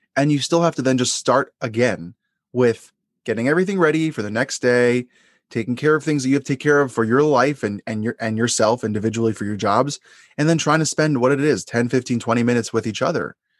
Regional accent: Long Island, New York, United States; the area that I grew up in Long Island

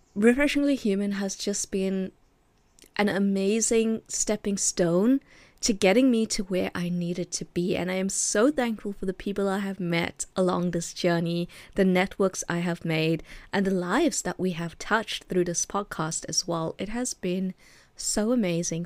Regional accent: Durban, KwaZulu-Natal, South Africa; I was born in a small city called Durban. Uh, I was brought up in Durban. I was raised there.

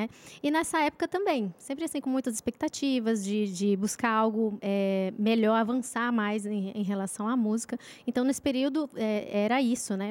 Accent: Manaus, Amazonas, Brazil; now in São José dos Campos, Brazil; Manaus, Amazonas

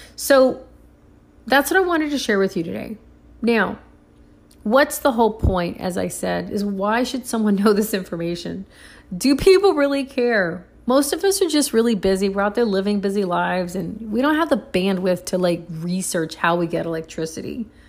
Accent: Puerto Rico; now in United States; I grew up in Puerto Rico when I was a little girl

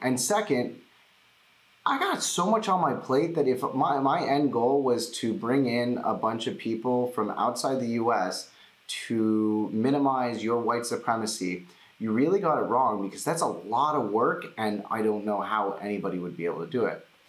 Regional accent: United States; I'm Jewish, uh, I'm American

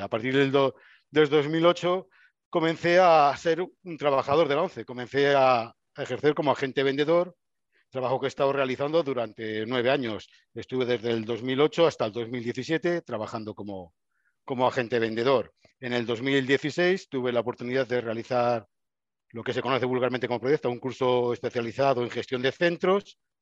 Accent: Burgos, Castile and León, Spain; yo soy burgalés, nací en Burgos

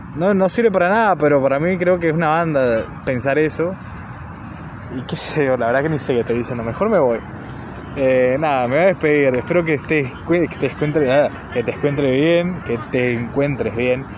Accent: Argentina; no soy de Buenos Aires, soy de provincia

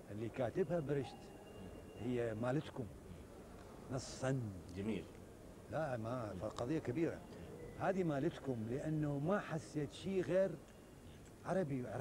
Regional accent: Iraq; انا ممثل عراقي وعربي ايضا وجمهوري مو الماني

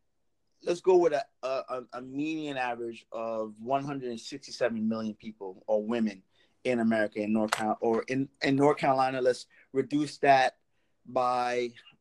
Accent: Trinidad & Tobago; accent: Trini; I thought about like putting on like my Trini accent

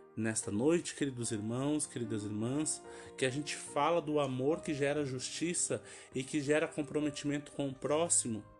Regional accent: São Gabriel, Brazil; São Gabriel, lugar onde eu nasci e me criei

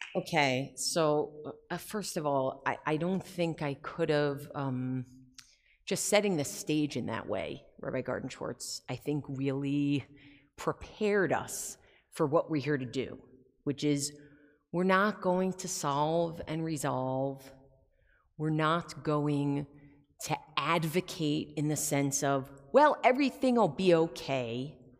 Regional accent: United States; as American Jews

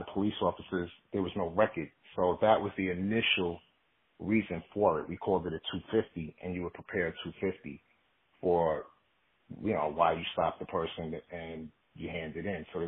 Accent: New York City, New York, United States; I grew up in the Bronx, New York, all my life

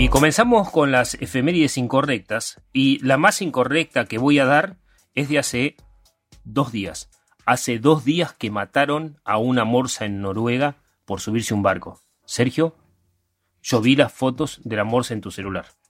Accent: Argentina; sobre todo somos argentinos

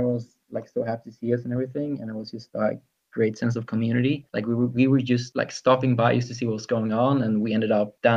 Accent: Sweden; I'm from Sweden

